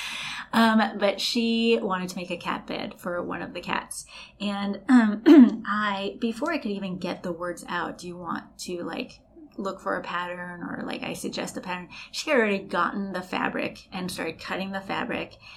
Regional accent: Los Angeles, California, United States; I was born and raised in Los Angeles, but by raised by very Colombian uh, mother and grandparents

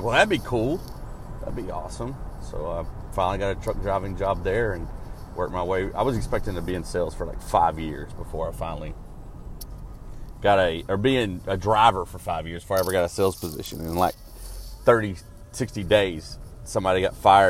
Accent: Arkansas, United States; growing up in Arkansas

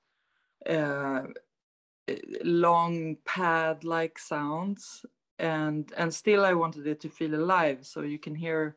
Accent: Stockholm, Stockholm County, Sweden; I'm from Stockholm, Sweden

